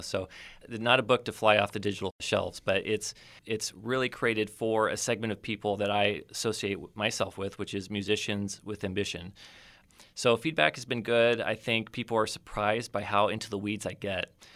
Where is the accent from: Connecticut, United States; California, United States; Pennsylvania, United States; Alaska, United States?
California, United States; Oceano; moved away as an adult; also born or lived in Los Angeles / North Idaho / Rochester, New York / Spokane, Washington; I grew up here in the Central Coast. I, uh, was, uh, raised in Oceano, a proud member of the Oceano community